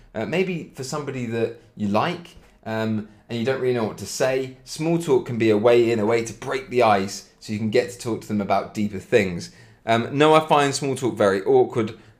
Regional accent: Cambridge, East of England, United Kingdom; accent: British; I'm from England, from Cambridge, British accent, absolutely

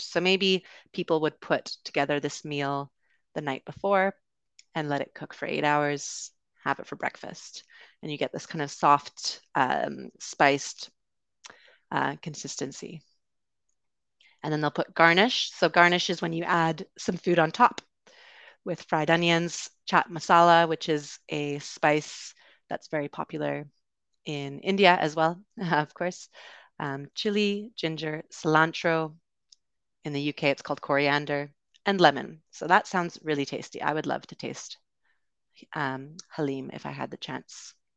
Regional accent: Canada; accent: Canadian; also born or lived in United Kingdom; So I am from Canada, but I also lived in the U K for a bit. But you will be hearing a Canadian accent, uh, today

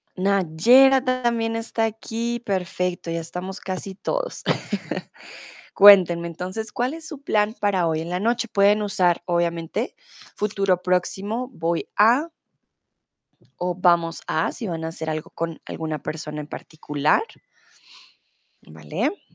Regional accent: Colombia; soy de Colombia

